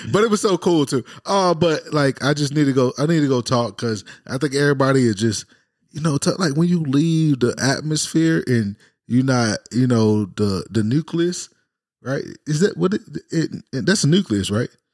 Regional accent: Jacksonville, Florida, United States; also born or lived in Fredericksburg, Virginia / Cuba; 15 years of my life raised in Jacksonville, Florida.

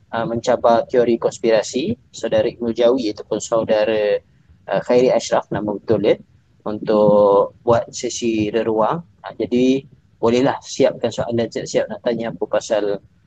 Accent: Malaysia; kita sebagai rakyat Malaysia

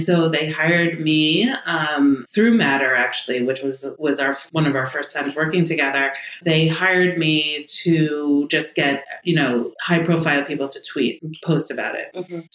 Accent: New York City, New York, United States; I'm from the Bronx. Actually, Riverdale was where I first grew up

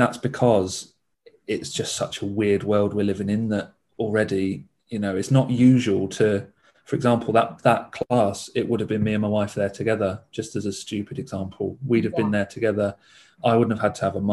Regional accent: Essex, East of England, United Kingdom; moved away; my family are from Essex. I'm from Essex. So I'm 200 miles away from all my family.

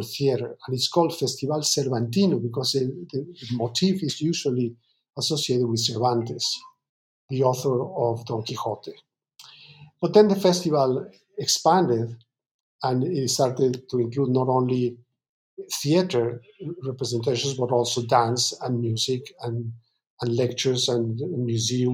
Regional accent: Mexico; now in New York, United States; I'm originally from Mexico.

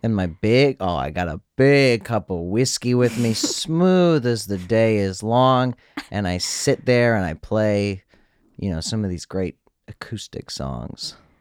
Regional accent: Gulf Coast of Florida, United States; moved away; I'm from Gulf. I'm a Gulfman

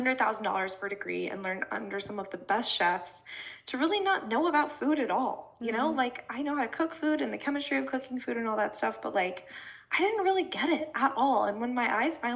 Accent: Colorado, United States; I grew up in Colorado, like, surrounded by cornfields

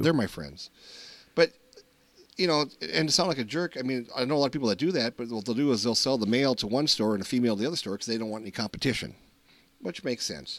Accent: Minnesota, United States; We're from Minnesota

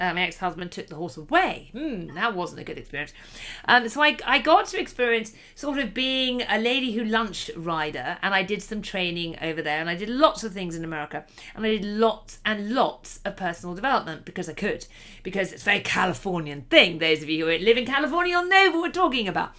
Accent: United Kingdom; I'm from the United Kingdom. I live just about an hour and a half outside of London.

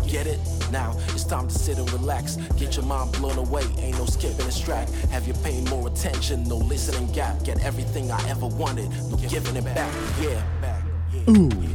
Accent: United Kingdom; moved away as an adult; also born or lived in Canary Islands; now in Sweden; I'm originally from the United Kingdom

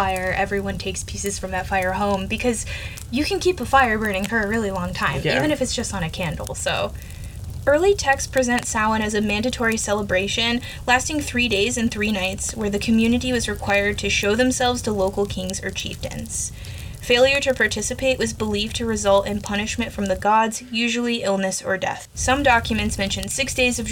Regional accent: United States; I'm American.

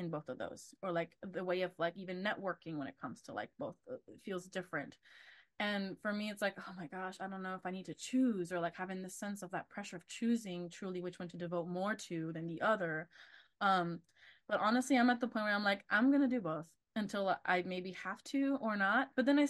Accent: Texas, United States; also born or lived in Argentina; being Latina is another one too, of like specific Latina in from a specific Latin American country of Argentina is very different to where I grew up. In Texas, it's mainly Mexican or like Central American, like countries.

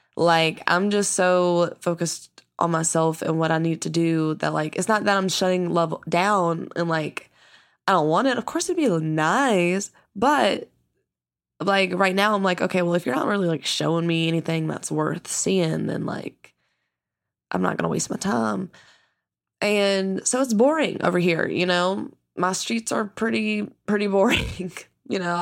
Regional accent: the South, United States; I grew up in the South

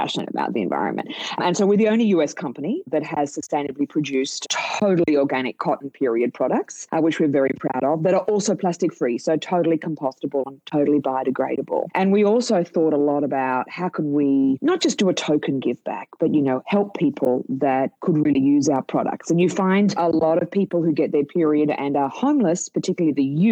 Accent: Australia; now in United States; You can tell by my accent, I'm from Australia

